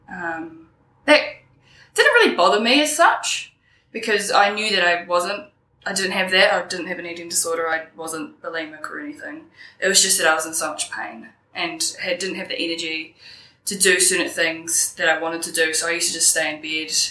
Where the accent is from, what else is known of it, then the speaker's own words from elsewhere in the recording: Wellington, New Zealand; I grew up on the Kapiti coast with my mother and one of my brothers.